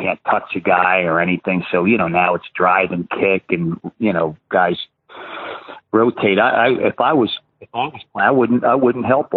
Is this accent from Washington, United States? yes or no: no; Baltimore, Maryland, United States; as a kid growing up in Baltimore